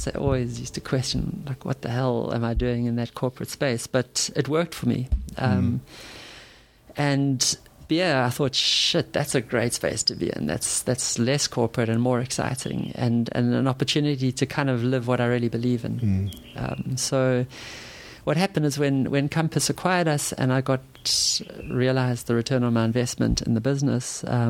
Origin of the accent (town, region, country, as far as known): Durban, KwaZulu-Natal, South Africa; also born or lived in Umhlanga